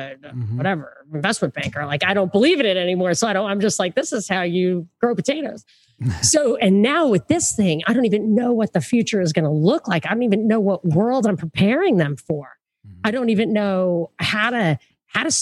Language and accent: English; New York City, New York, United States; I'm from Brooklyn